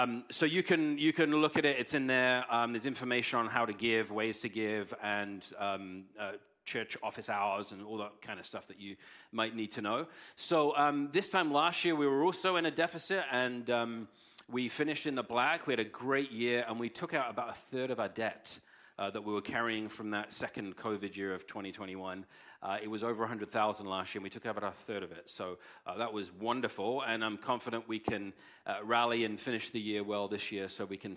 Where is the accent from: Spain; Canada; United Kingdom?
United Kingdom; England; moved away; I'm English